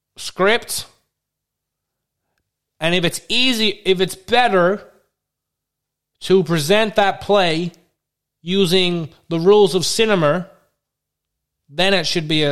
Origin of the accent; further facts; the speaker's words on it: Wisconsin, United States; I'm from Wisconsin.